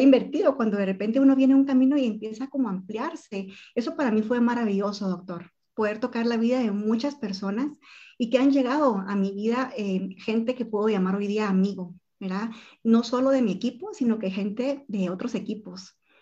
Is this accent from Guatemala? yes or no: yes; Guatemala; los guatemaltecos que llegamos